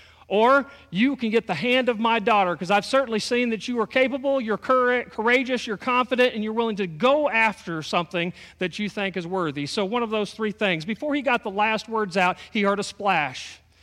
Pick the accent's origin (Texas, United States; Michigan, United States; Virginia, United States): Texas, United States; My wife's originally from Texas. I'm originally from Texas. I've moved around a whole bunch.